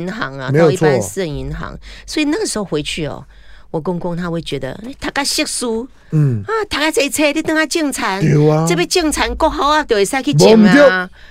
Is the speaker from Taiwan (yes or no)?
yes; Changhua County, Taiwan; 可是因为我是彰化人呐、啊，